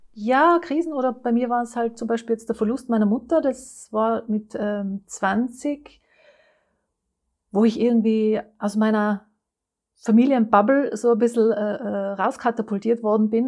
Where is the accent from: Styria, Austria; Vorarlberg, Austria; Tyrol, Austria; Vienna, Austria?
Tyrol, Austria; Innsbruck; moved away; Das äh, kommt nämlich aus Tirol, aus Innsbruck. Ich bin eine Tirolerin